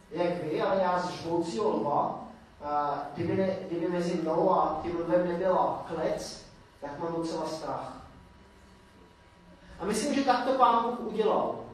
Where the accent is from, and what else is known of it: Czechia